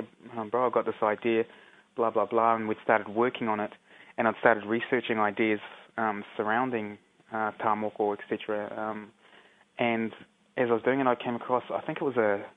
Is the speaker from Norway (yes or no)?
no; Auckland, New Zealand; also born or lived in Whakatāne / Mangonui; Spent most of my time growing up and living around, most of my time actually in Auckland, but also much growing up around Whakatāne and Manganui.